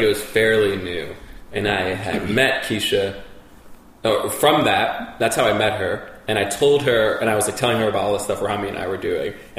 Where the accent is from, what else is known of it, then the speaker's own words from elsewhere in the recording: New Jersey, United States; also born or lived in New York; I was born in New York, and then I kind of grew up in Jersey.